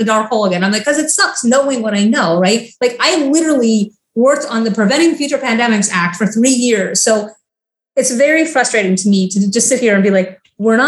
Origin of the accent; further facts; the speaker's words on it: Florida, United States; now in Washington, D.C., United States; I'm from Florida